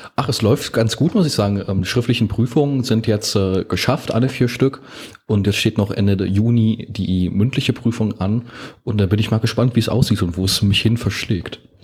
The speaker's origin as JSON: {"language": "German", "town": "Osterweddingen", "region": "Saxony-Anhalt", "country": "Germany", "tie": "born or raised there", "said": "in meiner Heimat ähm, hat, wurde es sehr stark ausgebaut. bei uns wurde das Gewerbgebiet in Osterwedding"}